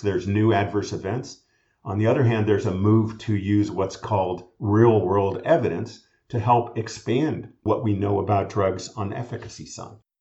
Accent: California, United States; I'm a Californian and was trained all at University of California schools

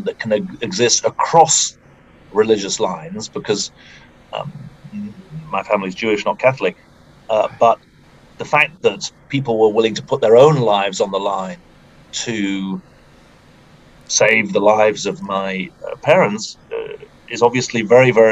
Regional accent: United Kingdom; moved away as an adult; now in United States; I'm from the UK

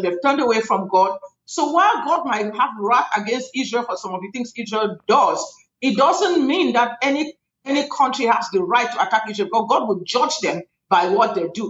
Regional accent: Cameroon; now in United States; I come from Cameroon, West Africa. That's where I am from originally. My country has had a civil war

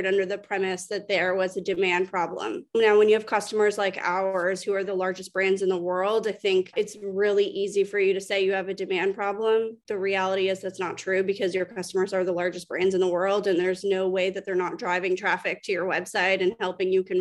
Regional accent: Canada; moved away as an adult; now in Atlanta, United States; I'm Canadian, moved down to Atlanta, relocated to the US probably 7 years

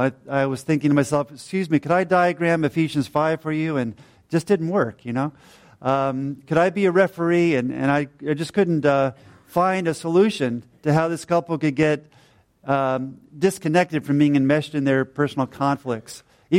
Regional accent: New Jersey, United States; also born or lived in Georgia, United States; now in Ireland; She's from Pennsylvania in the U.S. I was from New Jersey and later from Georgia.

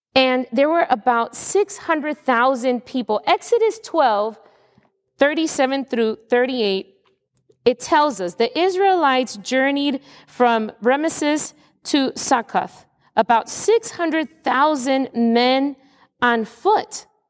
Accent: United States; as an American of today

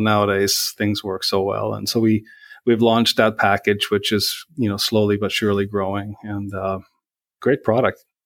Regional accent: Sweden; moved away as an adult; now in Minnesota, United States; growing up in Sweden

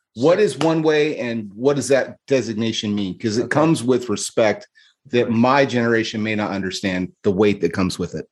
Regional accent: California, United States; moved away as an adult; now in Arizona, United States; grew up in California and moved away 15 years ago, you know, I moved from California to Arizona

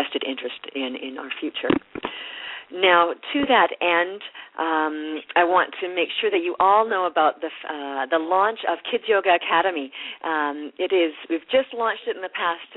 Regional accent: Canada; being Canadian

